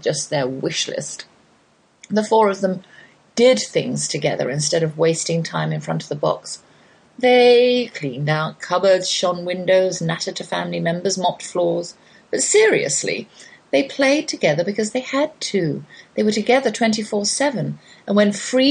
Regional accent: United Kingdom; I'm British

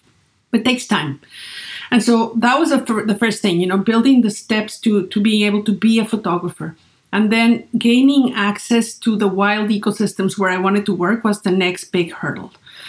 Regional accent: Great Falls, Virginia, United States; So I started a little business in my hometown in Great Falls, Virginia, taking portraits of the people there.

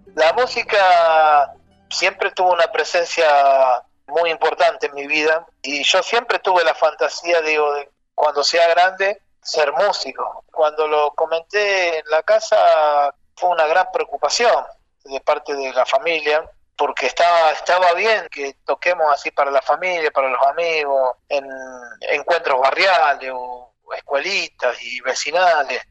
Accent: Rosario, Santa Fe, Argentina; also born or lived in Granadero Baigorria / Fray Luis Beltrán / Santiago del Estero; ya en Rosario. Nací en Granadero Baigorria, viví en Fray Luis Beltrán, casa de mis abuelos, hasta los tres años. Y después ya me vine a Rosario

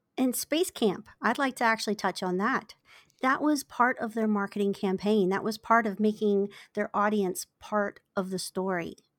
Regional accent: Virginia, United States; moved away as an adult; now in San Diego, United States; I, I was born in Virginia

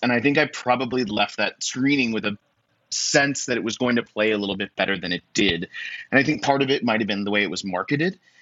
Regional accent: United States; me being an American man

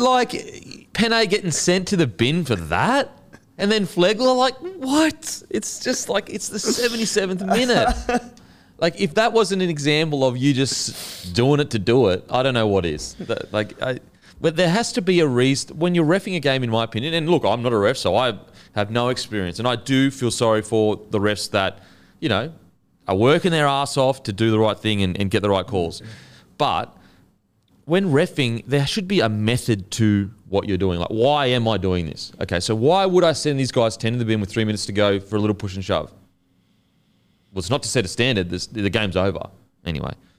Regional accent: Queensland, Australia; as a Queenslander

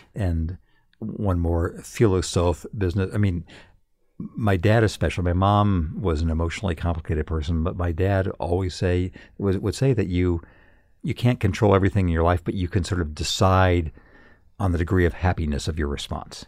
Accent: Redlands, California, United States; moved away; in my hometown of redlands california when i was a kid

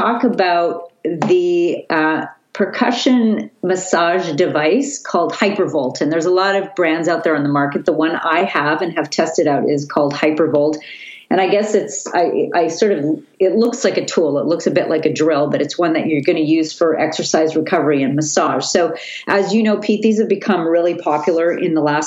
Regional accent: Vancouver, British Columbia, Canada; I'm from Vancouver

